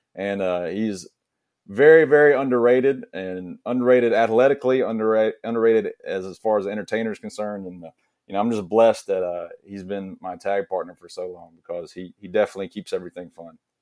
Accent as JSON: {"language": "English", "town": "Blackshear", "region": "Georgia", "country": "United States", "accent": "Southern", "said": "I'm originally from South Georgia from a small town called Blackshear, Blackshear Way Cross area"}